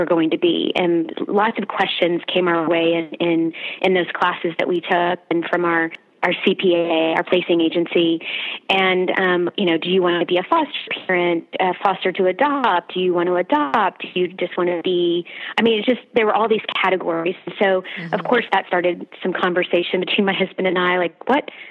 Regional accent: Houston, Texas, United States; moved away as an adult; now in Austin, United States; we are originally from Houston and currently living in Austin.

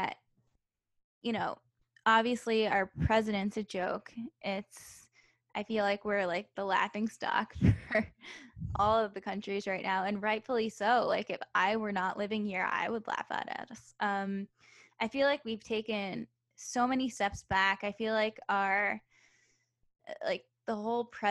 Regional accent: New Jersey, United States; moved away; the town I grew up in New Jersey was actually very conservative.

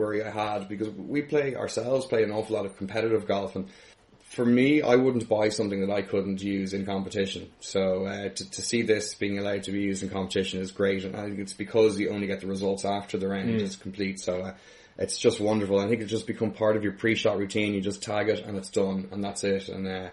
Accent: Ireland; being Irish

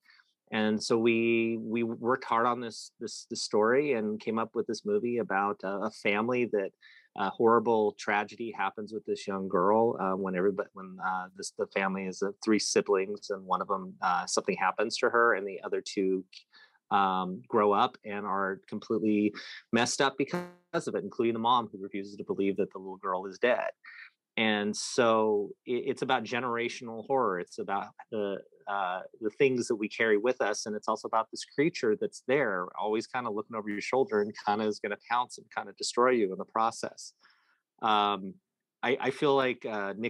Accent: Antioch, California, United States; now in Los Angeles, United States; growing up in that town

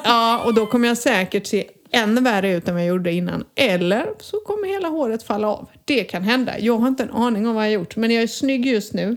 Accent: Sweden; moved away as an adult; now in Spain; som svensk

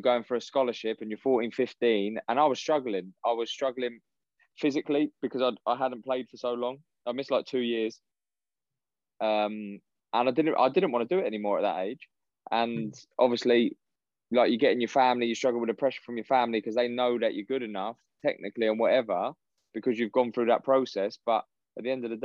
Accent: Windsor, South East England, United Kingdom; I grew up in Windsor, so the army barracks were

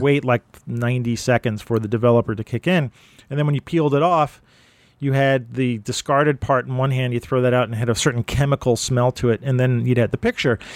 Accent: New York City, New York, United States; also born or lived in Brooklyn; I'm from Manhattan, so I don't have a Manhattan accent

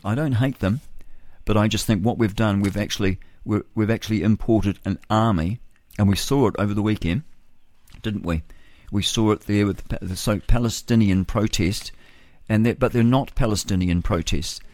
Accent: New Zealand; I'm of British descent. I'm a British New Zealander.

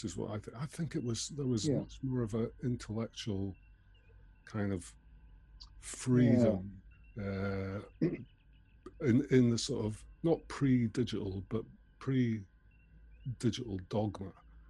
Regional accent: Scotland, United Kingdom; now in London, United Kingdom; because I came down from Scotland to London at that time

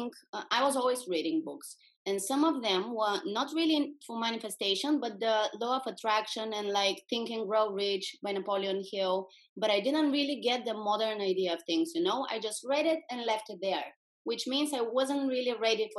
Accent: Bulgaria; English is a second language; moved away as an adult; now in Netherlands; I was back in my home country 7 years ago. This is Bulgaria in Europe.

